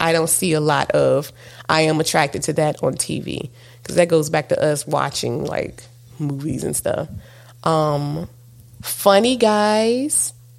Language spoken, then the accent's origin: English; Southern United States, United States; You know, because I'm a Southerner. How you doing?